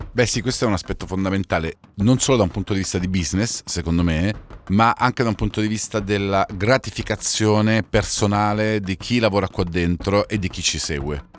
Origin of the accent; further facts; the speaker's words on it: Calabria, Italy; in quanto calabrese